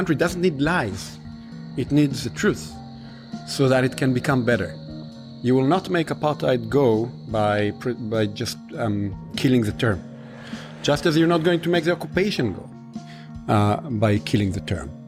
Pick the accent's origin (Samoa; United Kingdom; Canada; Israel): Israel; Galilee, Northern District; English is a second language; moved away as an adult; also born or lived in Haifa / Tel Aviv; now in New York, United States; In Israel, in the Galilee, on a very small place originally with 15 families, maybe not even, um, in the north part of the country, almost on the on the border to Lebanon.